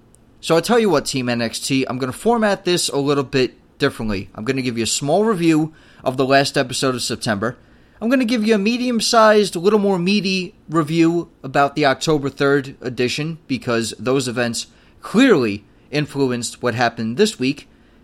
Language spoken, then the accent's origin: English; United States; even as an American